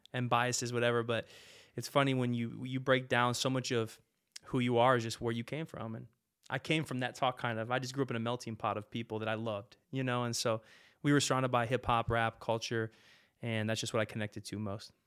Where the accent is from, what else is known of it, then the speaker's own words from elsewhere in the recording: Modesto, California, United States; now in Fargo, United States; I grew up in Modesto, California